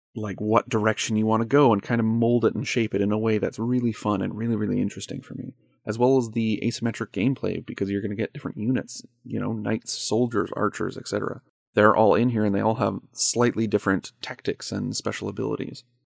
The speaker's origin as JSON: {"language": "English", "country": "Canada", "said": "I'm a Canadian"}